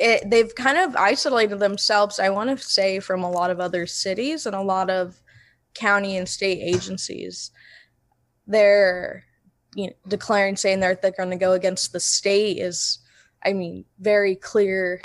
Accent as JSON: {"language": "English", "town": "Imperial", "region": "California", "country": "United States", "tie": "born or raised there", "said": "born and raised in Imperial"}